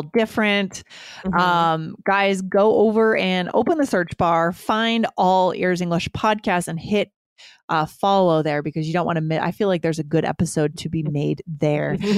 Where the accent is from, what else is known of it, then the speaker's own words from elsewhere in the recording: Keene, New Hampshire, United States; in a PR firm in my hometown in Keene, New Hampshire